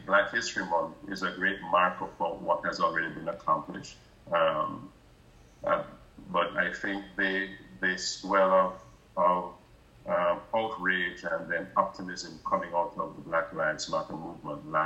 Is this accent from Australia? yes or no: no; Jamaica; moved away; So I'm originally from Jamaica